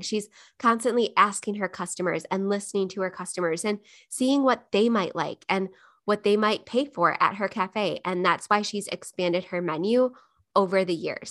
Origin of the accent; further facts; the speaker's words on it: Buffalo, New York, United States; Buffalo, New York, my hometown